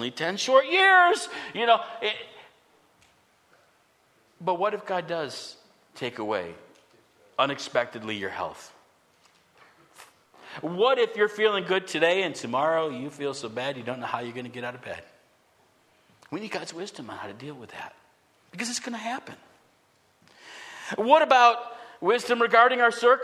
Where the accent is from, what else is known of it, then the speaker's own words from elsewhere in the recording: United States; I love what it means to be an American